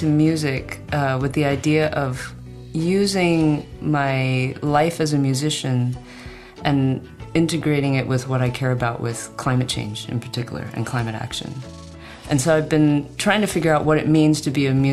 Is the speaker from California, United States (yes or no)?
yes; San Francisco Bay Area, California, United States; I grew up in the San Francisco Bay Area and so spent many moments of my childhood down in that area